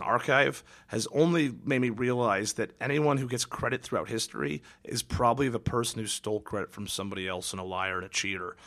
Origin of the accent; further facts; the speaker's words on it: Kirkland, Washington, United States; born or raised there; moved away